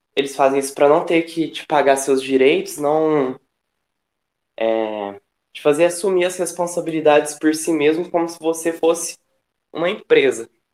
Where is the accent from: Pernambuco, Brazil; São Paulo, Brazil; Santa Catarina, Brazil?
São Paulo, Brazil; Franca; also born or lived in Uberaba, Minas Gerais; sou de um pouco mais longe, assim, no estado, sou de Franca. E eu estudo em Uberaba, que é em Minas.